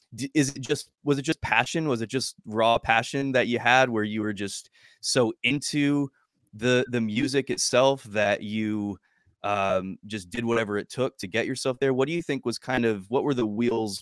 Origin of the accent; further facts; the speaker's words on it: New Jersey, United States; I'm from New Jersey